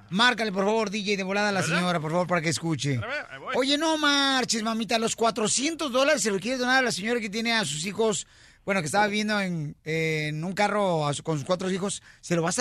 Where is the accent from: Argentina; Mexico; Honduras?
Honduras; moved away; De Honduras.